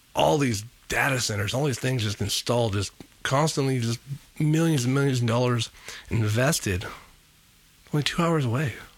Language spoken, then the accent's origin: English; Fresno, California, United States; also born or lived in Clovis, California; Growing up in Fresno